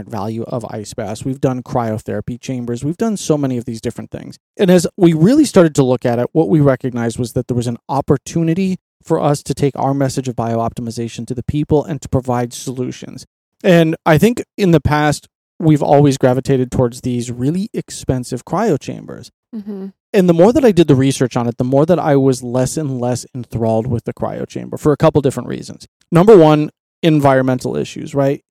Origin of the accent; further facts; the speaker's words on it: Colorado, United States; growing up in Colorado, my Uncle Bob and I would always go camping